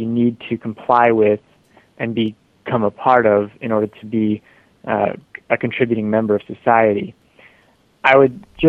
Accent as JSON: {"language": "English", "country": "United States", "said": "my own perspective as an American."}